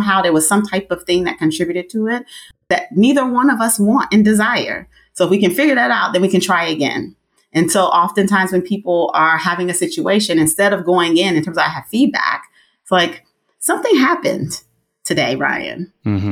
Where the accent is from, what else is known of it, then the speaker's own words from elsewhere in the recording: Nigeria; I'm Nigerian.